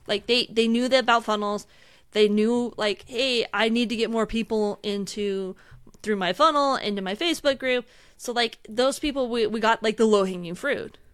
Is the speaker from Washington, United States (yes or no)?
yes; outside Seattle, Washington, United States; I grew up outside Seattle